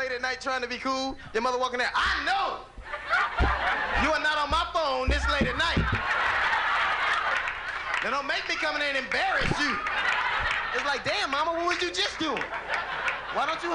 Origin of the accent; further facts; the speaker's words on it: Los Angeles, California, United States; I grew up in Los Angeles in a gang